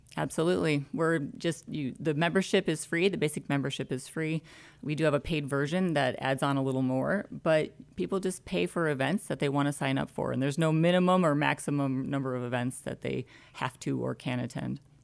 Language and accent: English; Michigan, United States; now in Conroe, United States; 734 uh, Ann Arbor area code. We're from Michigan